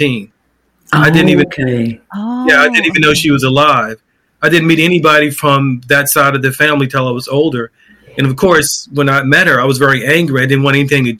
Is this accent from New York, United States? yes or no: no; Baltimore, Maryland, United States; I grew up in West Baltimore in a very famous neighborhood.